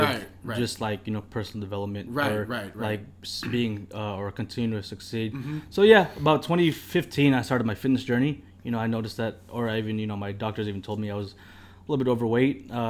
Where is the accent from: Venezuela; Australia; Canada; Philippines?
Philippines; Hey, we're fucking Filipino, dude. Good-ass food in the fucking house every single day.